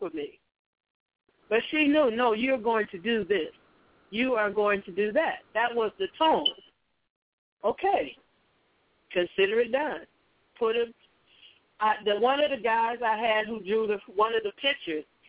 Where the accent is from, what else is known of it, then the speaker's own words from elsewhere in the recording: Chicago, Illinois, United States; I was born and raised in Chicago